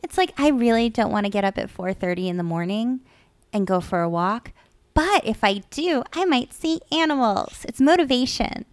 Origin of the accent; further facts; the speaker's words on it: Dracut, Massachusetts, United States; moved away; I grew up in Drake at Mass, and it used to be a lot of farmland